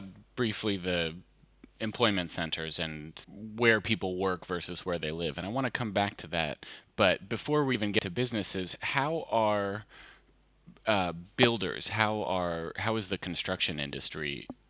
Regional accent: Sacramento, California, United States; I grew up in Sacramento

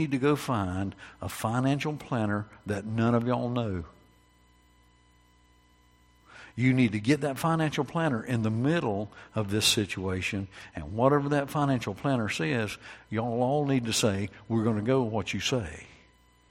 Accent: North Carolina, United States; I was born in North Carolina

